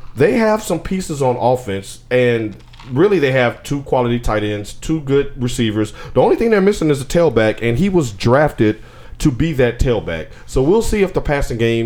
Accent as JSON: {"language": "English", "town": "Nashville", "region": "Tennessee", "country": "United States", "tie": "born or raised there", "said": "I was born and raised in Nashville"}